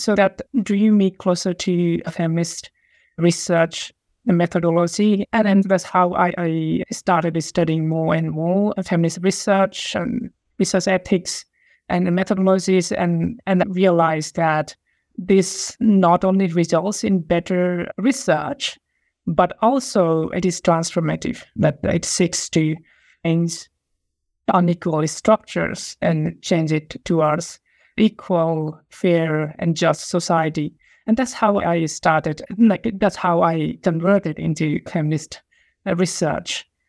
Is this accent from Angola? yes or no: no; Nepal; moved away as an adult; also born or lived in Essex, United Kingdom; now in Sydney, Australia; I'm from Nepal